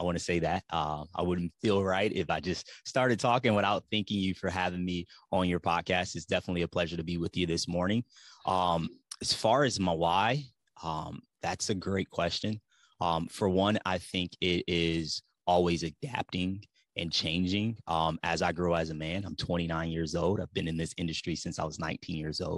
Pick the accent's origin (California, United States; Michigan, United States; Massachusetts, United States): Michigan, United States; Ypsilanti; now in Tennessee, United States; I'm from Metro Detroit. Ypsilanti, Michigan is the city that I'm actually from